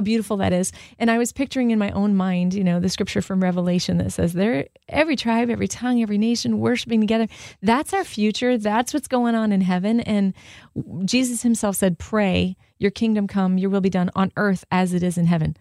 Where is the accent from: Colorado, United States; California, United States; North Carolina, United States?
California, United States; Southern; I grew up in Southern California with diversity